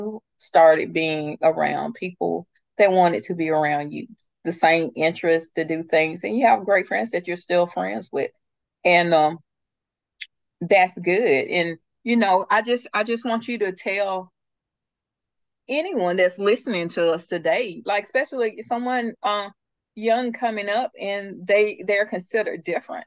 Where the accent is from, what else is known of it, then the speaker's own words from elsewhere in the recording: the South, United States; moved away as an adult; also born or lived in Atlanta; we had moved back down to the small town that I'm originally from